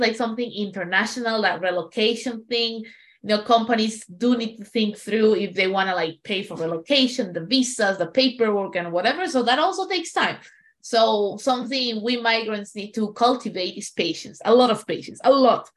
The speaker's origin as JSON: {"language": "English", "country": "Peru", "moved": "yes", "said": "I come from Peru where driving it's like an adventure"}